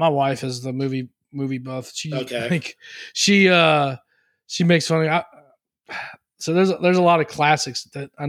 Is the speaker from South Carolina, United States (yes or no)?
no; Lake Charles, Louisiana, United States; I grew up in a town called Lake Charles, Louisiana